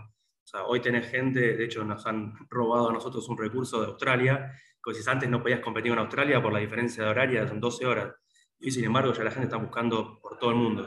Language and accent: Spanish; Argentina; somos todos argentinos